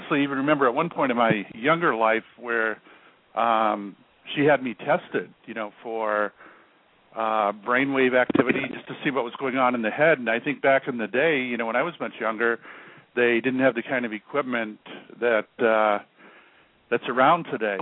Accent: Florida, United States; moved away as an adult; also born or lived in Salem, Massachusetts; I was born in Florida. However, the military took me to the Boston area. And of all places, I ended up in Salem, Massachusetts.

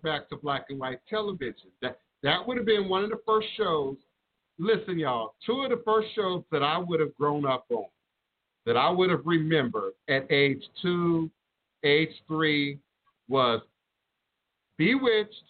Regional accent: Chicago, Illinois, United States; moved away; coming from Chicago, because I was born in Chicago, and my brothers and sisters are still in Chicago

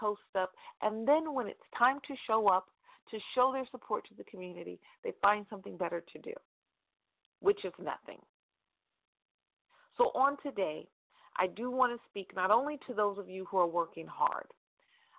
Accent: Stockton, California, United States; right here in my hometown in Stockton, California

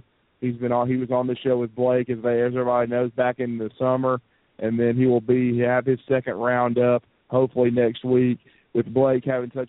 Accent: Huntsville, Alabama, United States; here in my hometown of Huntsville, Alabama

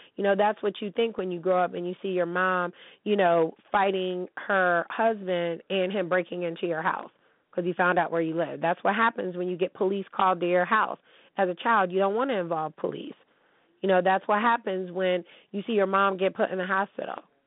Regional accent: United States; I'm American.

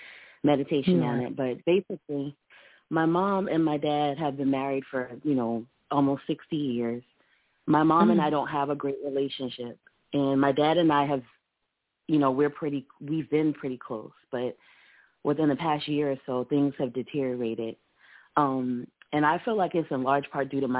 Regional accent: Charleston, South Carolina, United States; now in Columbia, United States; I'm from Charleston, and that's where my parents still live

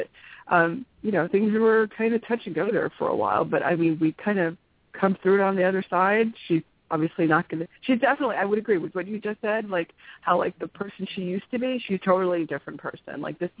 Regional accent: North Carolina, United States; I'm from North Carolina, but you and I met in Los Gatos, California, at Inner Journey.

